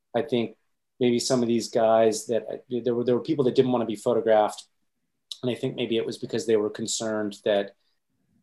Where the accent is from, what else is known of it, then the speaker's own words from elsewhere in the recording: Pennsylvania, United States; moved away; I'm from Pennsylvania, so I would jump down to Pennsylvania to see my grandmother and extended family